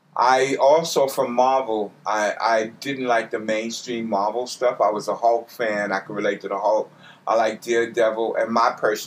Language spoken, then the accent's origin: English; New York City, New York, United States; Oh, I grew up in Harlem. My Twitter tag was born in Harlem, but Caribbean raised.